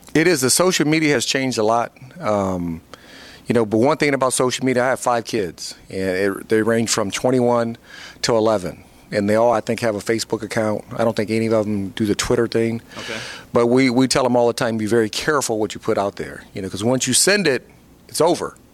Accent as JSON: {"language": "English", "town": "Fort Wayne", "region": "Indiana", "country": "United States", "tie": "born or raised there", "moved": "as an adult", "said": "I had my own foundation uh, in my hometown in Fort Wayne, Indiana"}